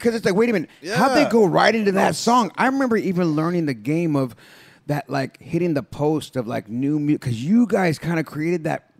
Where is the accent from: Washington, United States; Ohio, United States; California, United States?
California, United States; San Jose; It's … from the place to be. I'm born and raised in East San Jose.